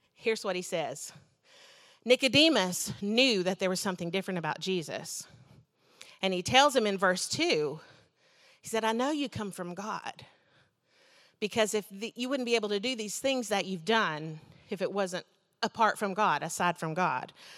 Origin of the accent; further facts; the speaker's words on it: United States; I'm an American